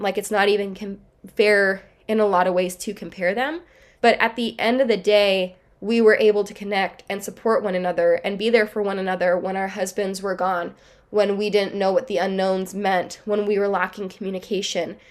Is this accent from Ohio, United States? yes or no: no; Southern California, United States; we are from Southern California